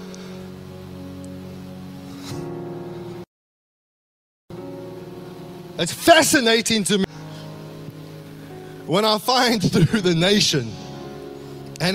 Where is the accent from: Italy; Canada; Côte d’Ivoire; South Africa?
South Africa; now in Australia; growing up in South Africa